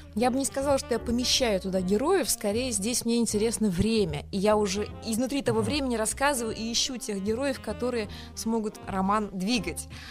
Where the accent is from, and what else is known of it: Kazan, Tatarstan, Russia; born or raised there; first language Tatar; Russian is a second language; now in Moscow, Russia